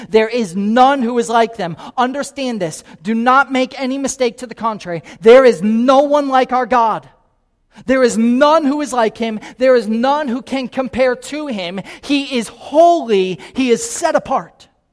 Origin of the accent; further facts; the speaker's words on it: Naples, Florida, United States; now in Kansas City, United States; I grew up here in Naples, Florida